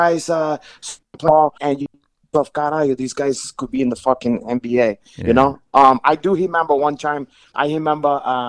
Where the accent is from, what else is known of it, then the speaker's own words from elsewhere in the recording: Brazil; English is a second language; now in United States; For me, you know, I used to saw when I came from Brazil, we idolized Oscar Schmidt